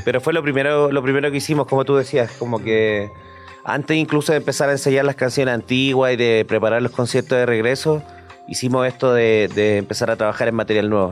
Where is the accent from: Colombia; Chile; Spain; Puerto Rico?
Chile; Concepción, Biobío; somos dos bandas de Concepción